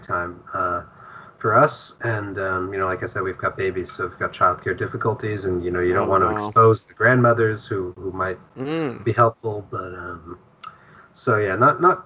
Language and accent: English; New Jersey, United States; also born or lived in Montreal, Canada; I grew up in New Jersey, and I went to school at McGill University in Montreal